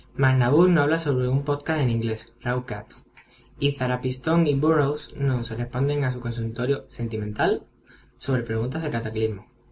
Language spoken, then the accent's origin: Spanish; Seville, Andalusia, Spain; soy un guaguero sevillano